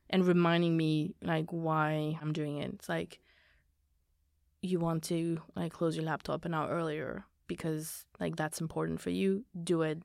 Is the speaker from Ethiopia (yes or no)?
no; Belgium; now in London, United Kingdom; I come from Belgium. I've lived in, like, different places.